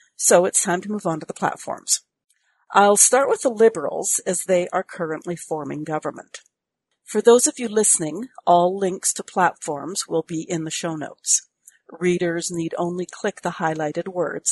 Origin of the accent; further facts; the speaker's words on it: Canada; I'm a Canadian.